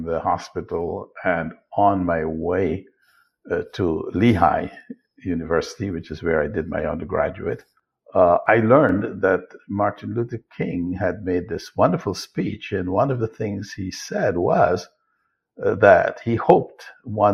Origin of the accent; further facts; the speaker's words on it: Guyana; I was born in Guyana, which was then British Guyana. It's now Guyana, to a very poor family, single mother with four siblings.